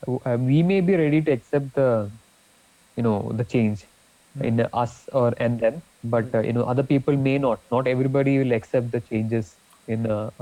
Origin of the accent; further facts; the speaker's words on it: Kerala, India; So you know, we are actually you know, from Kerala.